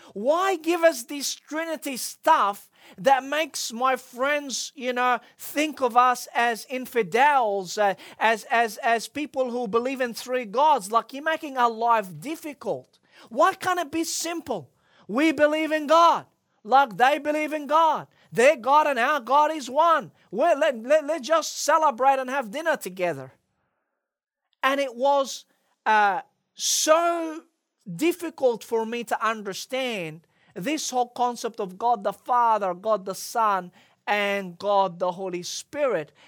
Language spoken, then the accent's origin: English; Egypt; as I was growing up in Egypt, I had a lot of friends who were non-Christians.